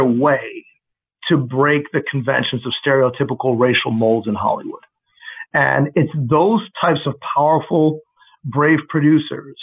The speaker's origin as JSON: {"language": "English", "region": "Mexico City", "country": "Mexico", "tie": "born or raised there", "moved": "yes", "said": "I was raised in Mexico City 5 years. And speaking Spanish was essentially one of my native tongues"}